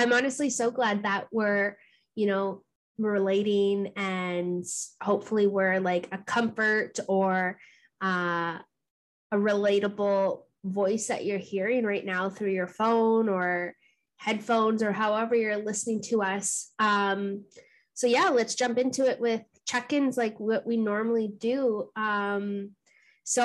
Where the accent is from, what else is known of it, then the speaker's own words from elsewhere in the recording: Thunder Bay, Ontario, Canada; also born or lived in Gull Bay First Nation; now in Hamilton, Canada; I was born and raised in Thunder Bay